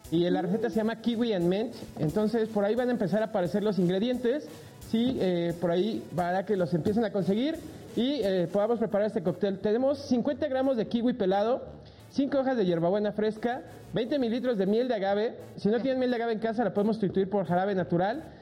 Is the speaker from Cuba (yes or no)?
no; Culiacán, Sinaloa, Mexico; Es que somos de Culiacán, así nos educaron.